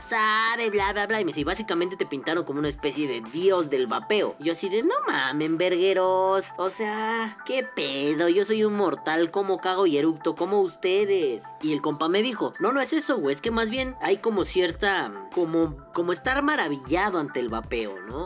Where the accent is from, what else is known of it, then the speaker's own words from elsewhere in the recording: Mexico City, Mexico; yo soy de Iztapalapa